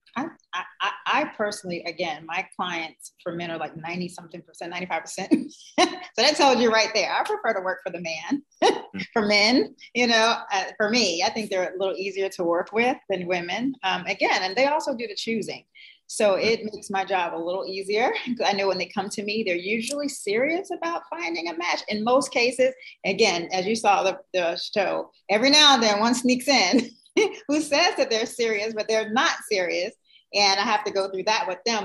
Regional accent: New Jersey, United States; I'm from Jersey

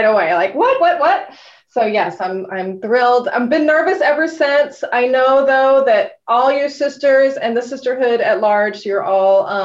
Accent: Texas, United States; also born or lived in Portland, Oregon; now in Massachusetts, United States; I'm a Texan by birth.

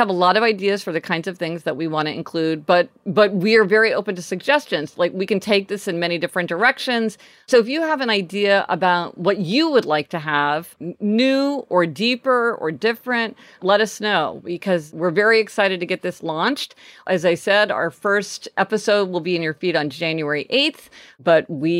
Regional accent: Midwest, United States; now in Los Angeles, United States; We grew up in the Midwest, so we were part of that whole thing of people getting their license on the day they turned 16.

